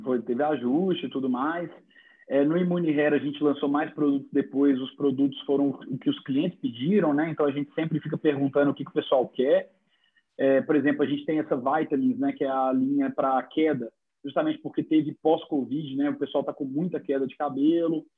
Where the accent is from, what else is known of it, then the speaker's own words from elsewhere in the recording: Minas Gerais, Brazil; eu sou mineiro